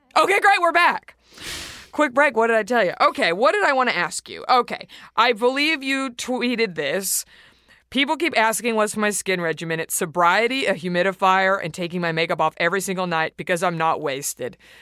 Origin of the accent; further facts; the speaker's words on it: Texas, United States; I'm from Texas